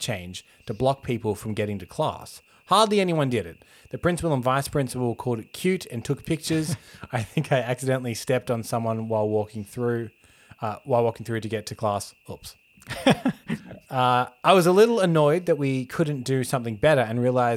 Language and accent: English; Australia; being an Australian